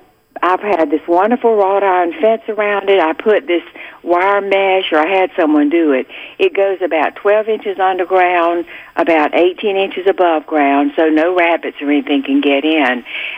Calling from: Georgia, United States; also born or lived in South Carolina; we moved here 30 years ago from South Carolina.

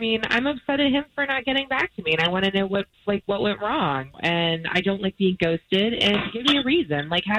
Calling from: Belle Isle, Florida, United States; Belle Isle.

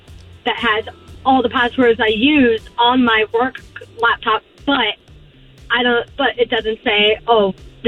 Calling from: Poinciana, Florida, United States; This is … from Poinciana.

